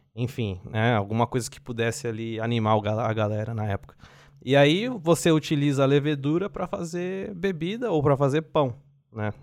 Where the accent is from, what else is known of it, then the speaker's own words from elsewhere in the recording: São Paulo, Brazil; moved away as an adult; also born or lived in Assis; now in Finland; sou de São Paulo, na Zona Leste de São Paulo